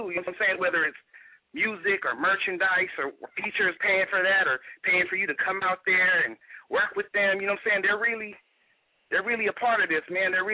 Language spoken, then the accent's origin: English; Carolina, United States; I grew up in the East, man. This Carolina area.